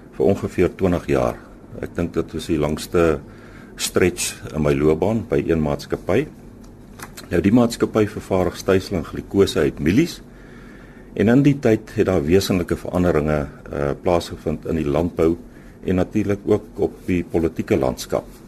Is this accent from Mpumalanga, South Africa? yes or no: yes; Standerton, Mpumalanga, South Africa; moved away as an adult; also born or lived in Meyerton / Free State; ek is eintlik gebore in Standerton. Ek het daar skool gegaan tot matriek